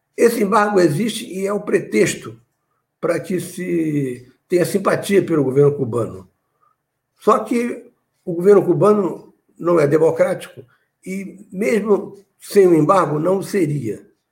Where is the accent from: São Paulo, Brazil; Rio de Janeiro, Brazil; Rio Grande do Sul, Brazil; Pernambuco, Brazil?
Rio de Janeiro, Brazil; Nova Iguaçu; quando eu era adolescente em Nova Iguaçu